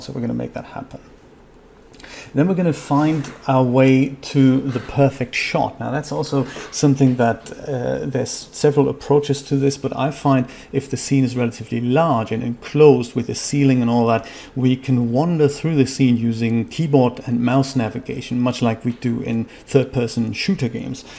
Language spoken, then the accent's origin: English; Germany; I'm from Germany